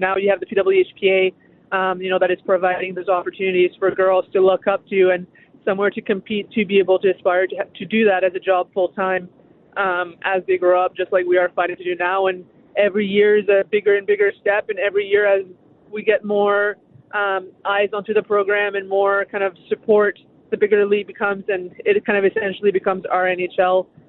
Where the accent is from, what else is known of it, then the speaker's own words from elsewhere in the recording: New Brunswick, Canada; Given it was a small community, it was me and one teammate who was also a girl on the team.